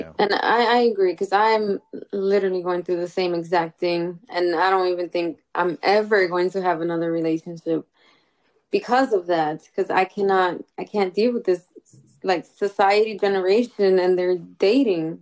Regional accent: New York City, New York, United States; I'm from Castle Hill.

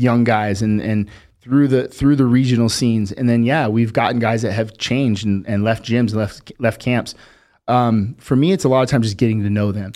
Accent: Las Vegas, Nevada, United States; we grew up fast in Vegas

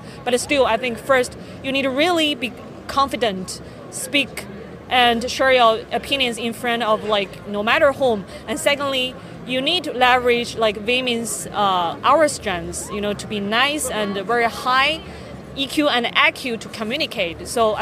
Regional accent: Beijing, China; I'm actually from Beijing, from China.

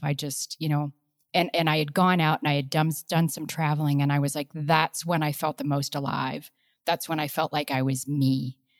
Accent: Midwest, Ohio, United States; moved away as an adult; now in Colorado, United States; I come from the Midwest

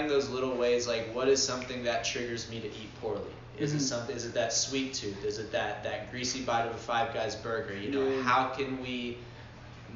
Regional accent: Atlanta, Georgia, United States; I'm from Atlanta.

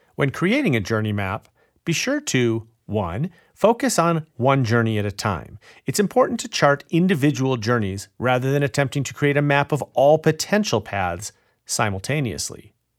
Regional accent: Illinois, United States; my home state of Illinois

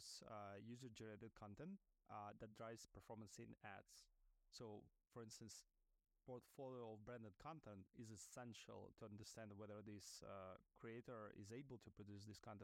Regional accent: Russia; English is a second language; moved away as an adult; now in New York, United States; I'm an immigrant founder living in New York. Originally, I'm from Russia, where I started my career

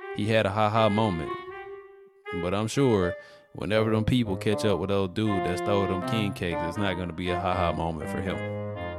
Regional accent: Mobile, Alabama, United States; I'm from Alabama, Mobile, Alabama, the birthplace of Mardi Gras

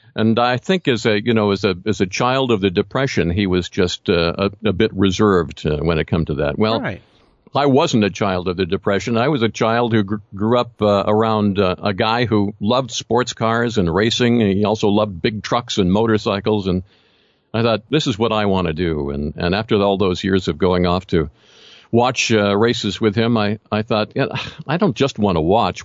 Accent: Philadelphia, Pennsylvania, United States; I grew up in the Philadelphia area

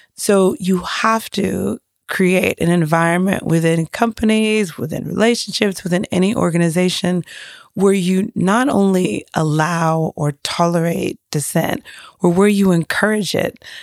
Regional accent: Nigeria; as a Nigerian

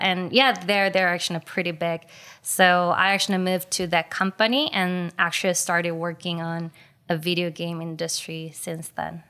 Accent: South Korea; my generation in Korea have experienced a lot of things in common when it comes to video games

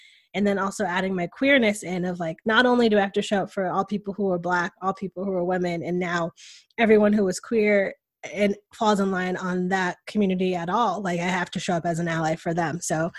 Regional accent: New England, United States; but growing up in New England and living now in a Southern state, like what a culture shock that was for me

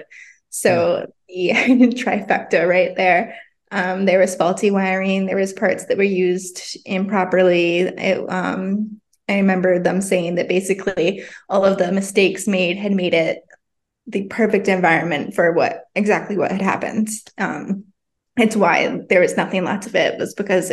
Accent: Vermont, United States; now in Southern California, United States; living in Southern California, but, born and raised in Vermont.

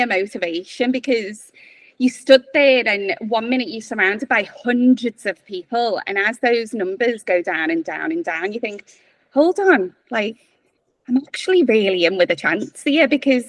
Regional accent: Liverpool, North West England, United Kingdom; accent: Scouse; as you can tell, I'm from Liverpool. I grew up in Highton.

